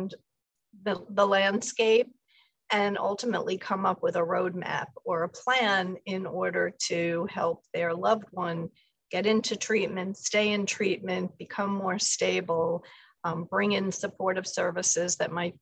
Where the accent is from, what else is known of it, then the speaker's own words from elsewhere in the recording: New York City, New York, United States; Born and raised Upper East Side of New York.